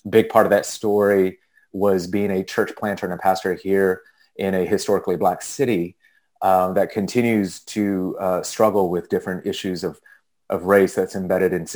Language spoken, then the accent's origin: English; small desert town outside of LA, Southern California, United States; moved away as an adult; now in Washington, D.C., United States; I grew up in California, though, so Southern California, in a small desert town outside of LA.